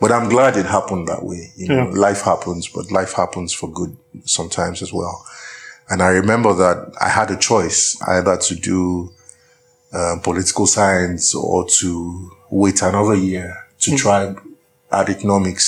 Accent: Ibadan, Oyo, Nigeria; accent: Nigerian; moved away as an adult; also born or lived in St Andrews, Scotland / Abuja, Nigeria / Lagos, Nigeria; My accent is distinctly Nigerian, I'm sure. I was born in Ibadan, Oyo State in Nigeria, southwest Nigeria, in the very late 70s. And I grew up there

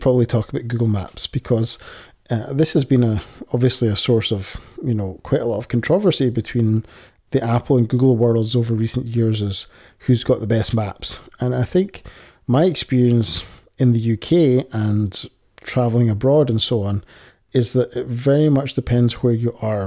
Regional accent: Scotland, United Kingdom; accent: Scottish

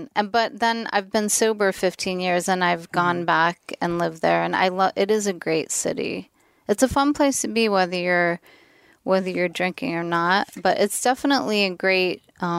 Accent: Torrance, California, United States; moved away as an adult; now in Austin, United States; I grew up in Torrance, which is out here.

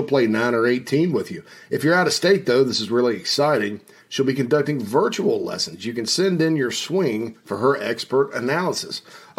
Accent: Spartanburg, South Carolina, United States; Right there in my hometown of Spartanburg

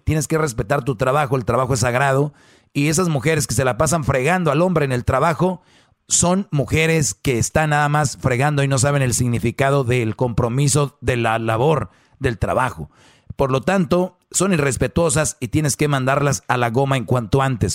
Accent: Monterrey, Nuevo León, Mexico; como buen regio

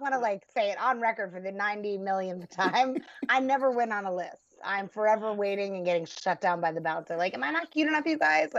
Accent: United States; We're from the New York, New Jersey area.

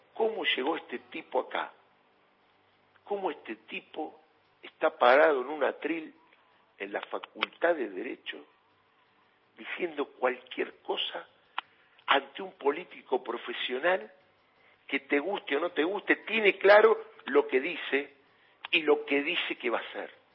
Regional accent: Argentina

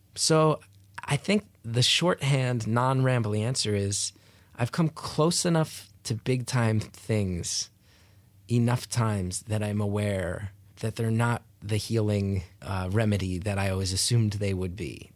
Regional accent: New Jersey, United States; I grew up in North Jersey

